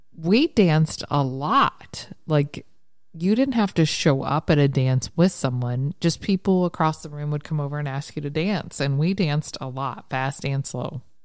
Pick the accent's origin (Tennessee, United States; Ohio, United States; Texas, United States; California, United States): Ohio, United States; Ironton; moved away; Ironton's my hometown.